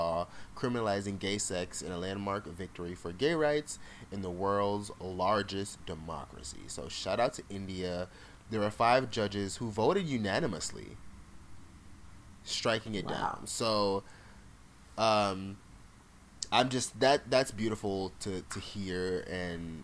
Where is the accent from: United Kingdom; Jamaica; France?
Jamaica; also born or lived in South Florida, United States; now in United States; I was born in Jamaica, lived there partially. I grew up in a very Jamaican household